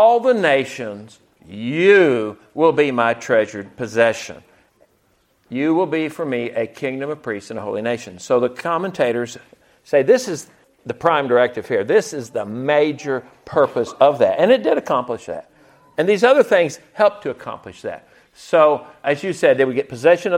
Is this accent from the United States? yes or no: yes; the South, United States; As a Southerner